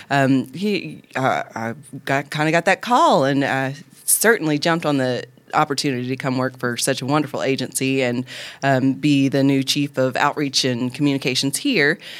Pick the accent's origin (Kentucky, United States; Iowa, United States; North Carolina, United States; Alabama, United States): Alabama, United States; Northeast; I was born in Alabama and Northeast Alabama.